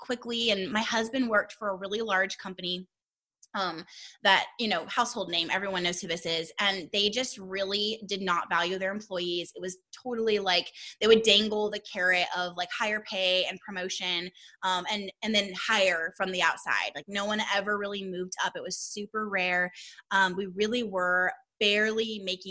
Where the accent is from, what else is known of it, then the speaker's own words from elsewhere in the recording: Southern California, United States; also born or lived in Arkansas; We're from Southern California. We're born and raised here. We love it here